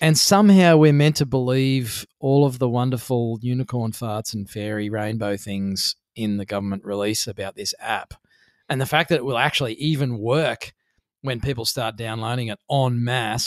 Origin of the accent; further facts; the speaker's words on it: Australia; being an Australian